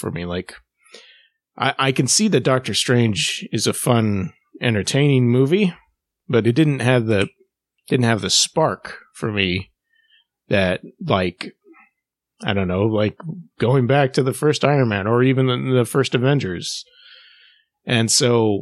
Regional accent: United Kingdom; accent: British; being British

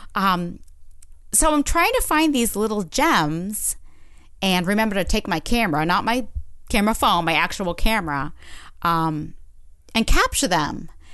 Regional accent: Orono, Maine, United States; moved away as an adult; also born or lived in Boston / New York City / Portland, Maine / Bangor, Maine; I grew up in Orono.

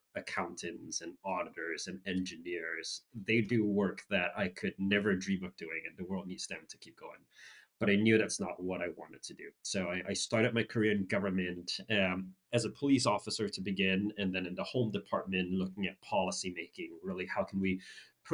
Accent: Singapore; I grew up in Singapore

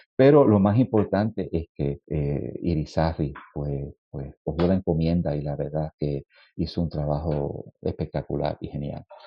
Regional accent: Puerto Rico; compositor puertorriqueño

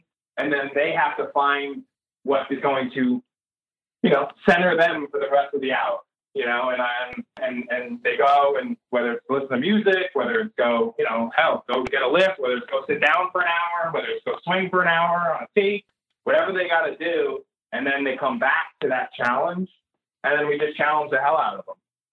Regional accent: New Jersey, United States; we're from New Jersey

